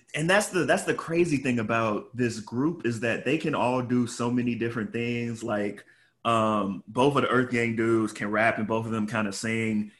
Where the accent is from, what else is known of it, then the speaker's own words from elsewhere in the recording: Chicago, Illinois, United States; I'm from Chicago